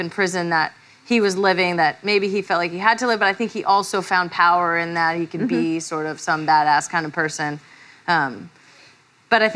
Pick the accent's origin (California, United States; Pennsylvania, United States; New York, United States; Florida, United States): California, United States; Redding; I'm from Trump country, Redding, California